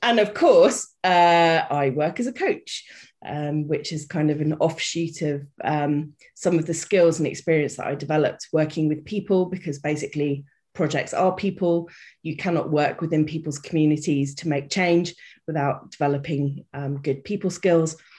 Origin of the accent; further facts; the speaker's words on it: United Kingdom; also born or lived in Reunion Island; I am British. You may have guessed by the accent.